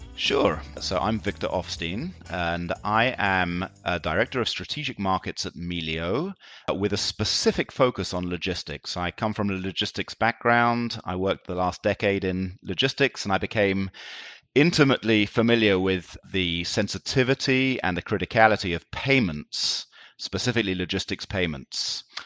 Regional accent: London, United Kingdom; moved away as an adult; now in Tel Aviv, Israel; I, uh, grew up in London, and I went to school in London

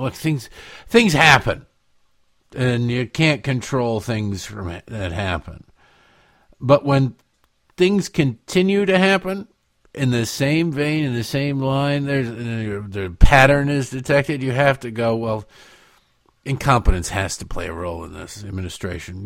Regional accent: Detroit, Michigan, United States; moved away; where I grew up in Detroit

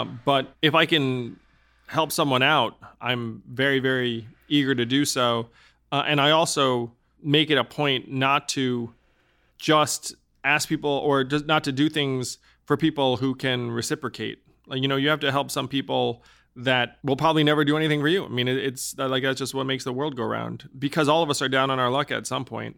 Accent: New York, United States; I'm from New York

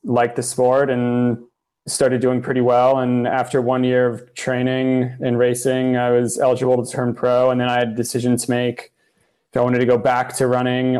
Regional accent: South Florida, United States; I grew up down in South Florida

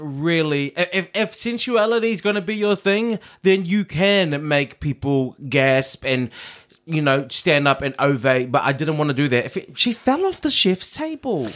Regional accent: New Zealand; I am a Kiwi

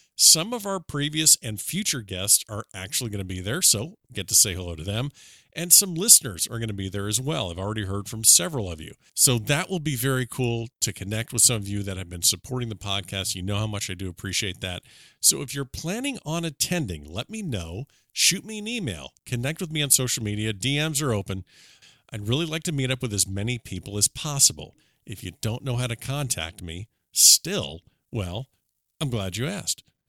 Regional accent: Florida, United States; my home state of Florida

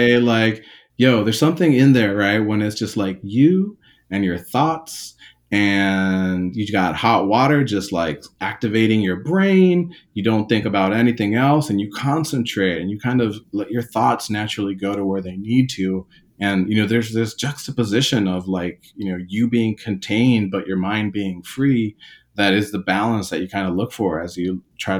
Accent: Takoma Park, Maryland, United States; I grew up in like, you know, Tacoma Park, Langley Park, Silver Spring, this part of Maryland that was still like urban and kind of like part of DC.

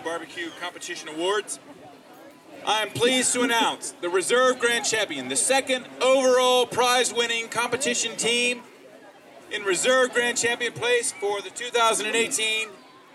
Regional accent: Tennessee, United States; now in Australia; I'm a boy from Tennessee

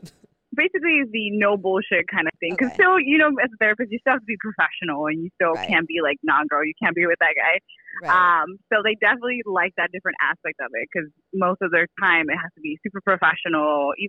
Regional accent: California, United States; I am from Coachella Valley. So my family is from Coachella.

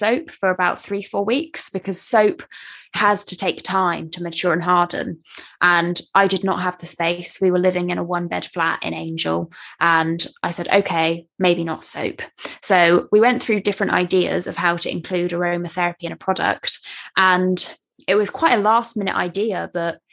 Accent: West Country, Somerset, South West England, United Kingdom; I grew up in the West Country

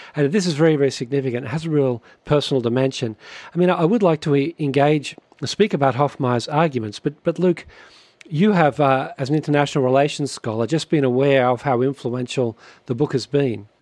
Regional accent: Australia; moved away as an adult; now in Canada; brothers, we grew up in Australia

